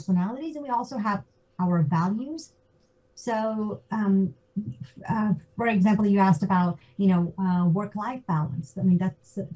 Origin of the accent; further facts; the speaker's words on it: Georgia, United States; moved away as an adult; also born or lived in Zambia / San Jose, California / New York; now in Zurich, Switzerland; I grew up in Georgia. My parents are in Atlanta.